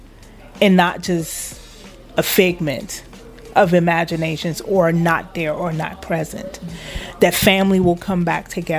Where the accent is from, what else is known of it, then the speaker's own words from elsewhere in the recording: Liberia; now in United States; I'm from Liberia